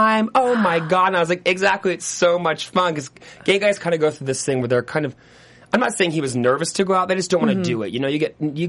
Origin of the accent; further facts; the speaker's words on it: Hanover, New Hampshire, United States; moved away as an adult; also born or lived in Houston, Texas; now in Los Angeles, United States; I was born in Houston, Texas, but I was raised in New Hampshire. And so I moved out to L.A. when I was 18 to go to school